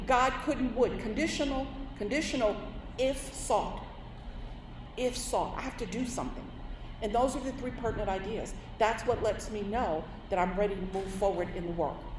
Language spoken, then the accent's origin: English; New York City, New York, United States; I'm born and raised in New York City